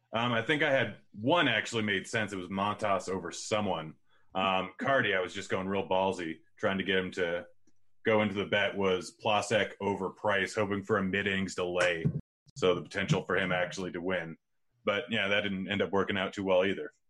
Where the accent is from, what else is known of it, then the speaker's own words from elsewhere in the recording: Pacific Northwest, United States; I grew up saying pop my entire life, and I'm from the Pacific Northwest.